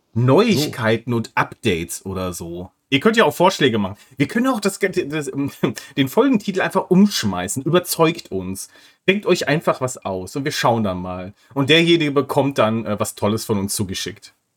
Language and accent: German; North Rhine-Westphalia, Germany; ich komme aus Nordrhein-Westfalen